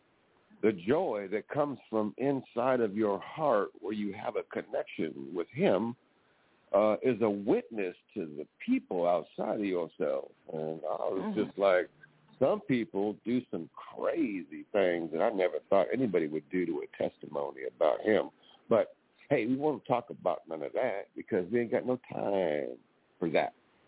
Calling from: California, United States; I'm calling from California.

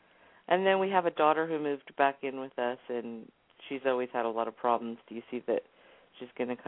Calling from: California, United States; I'm calling from California.

